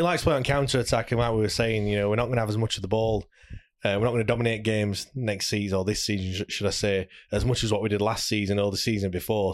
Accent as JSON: {"language": "English", "town": "Sheffield", "region": "Yorkshire and the Humber", "country": "United Kingdom", "said": "we're from Sheffield"}